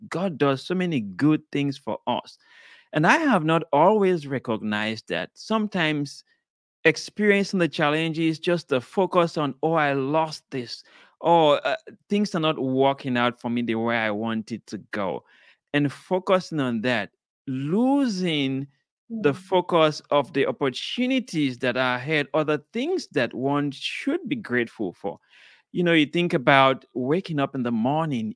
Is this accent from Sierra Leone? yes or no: yes; Sierra Leone; I was born in Sierra Leone, West Africa.